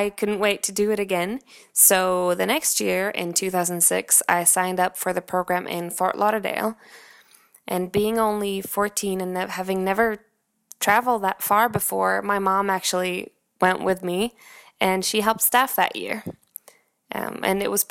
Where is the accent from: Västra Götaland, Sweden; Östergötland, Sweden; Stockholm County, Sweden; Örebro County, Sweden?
Östergötland, Sweden; Linköping; English is a second language; moved away; my hometown, which is Linköping in Sweden